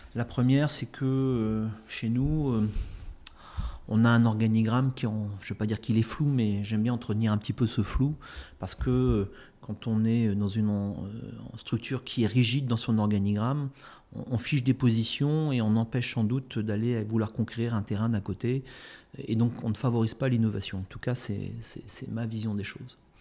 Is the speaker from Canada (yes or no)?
no; Morlaix, Brittany, France; moved away as an adult; also born or lived in Brest / Quimper area / Paris; je suis né à Morlaix. Euh, mes parents habitent dans la région quimpéroise. Euh, j'ai fait mes études à Brest, donc je, suis un vrai Finistérien